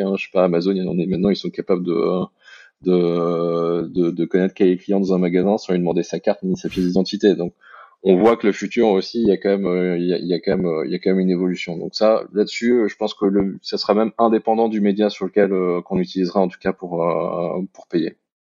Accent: France; now in Belgium; je suis un Français qui mhm. vit en Belgique

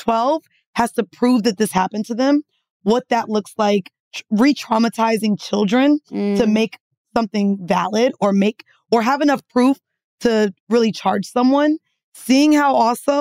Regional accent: Florida, United States; we're from Florida. We're some Florida girls

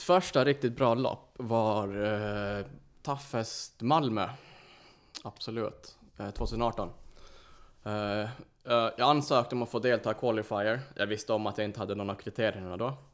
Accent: Åland, Finland; first language Swedish; moved away as an adult; now in Stockholm, Sweden; jag kommer från Åland, så jag, jag är finsk. Så det är mitt ursprung

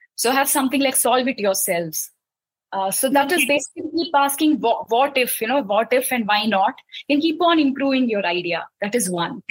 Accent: Mumbai, Maharashtra, India; I grew up in Mumbai. I spent, uh, you know, almost 25 years of my life in Bombay

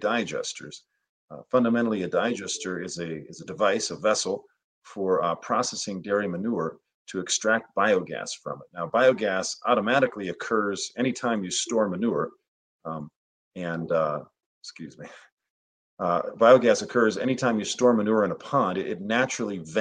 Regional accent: Skagit County, Northwest Washington, United States; I grew up in Northwest Washington

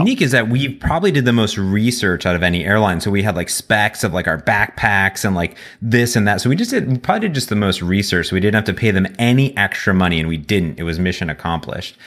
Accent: Cleveland, Ohio, United States; moved away; I come from Cleveland originally. and I have family back there

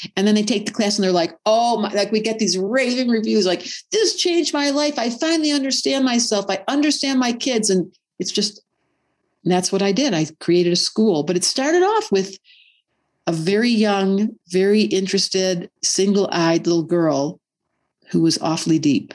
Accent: Detroit, Michigan, United States; I grew up in Detroit in a little suburb.

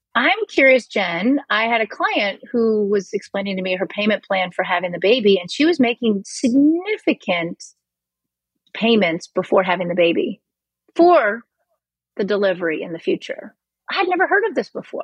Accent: Missouri, United States; moved away; I'm from Missouri original, and I'm uh, originally, and I'm from the Show Me state.

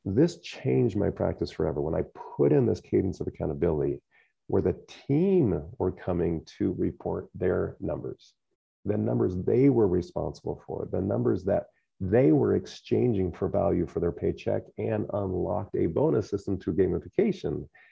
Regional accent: United States; growing up in the Quad Cities

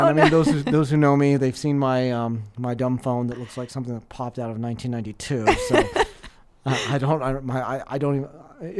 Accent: Los Angeles, California, United States; So I grew up in Los Angeles, California

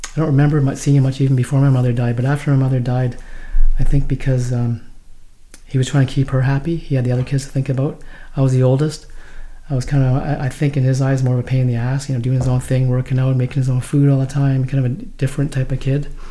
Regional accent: Vancouver, British Columbia, Canada; also born or lived in Hong Kong

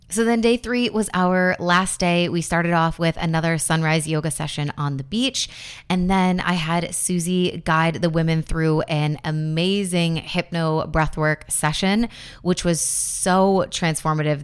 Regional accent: Buffalo, New York, United States; I grew up in Buffalo

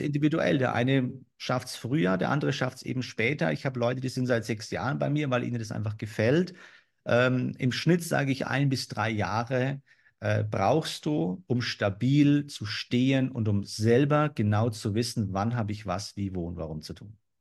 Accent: Germany; bei uns in Deutschland

